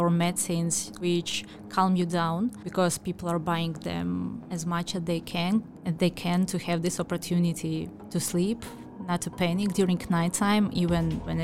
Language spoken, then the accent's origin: English; Odesa, Odesa Oblast, Ukraine; now in Ireland; I'm from Odessa